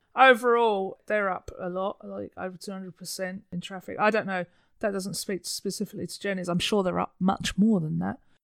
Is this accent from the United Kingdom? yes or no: yes; United Kingdom; moved away; being a Brit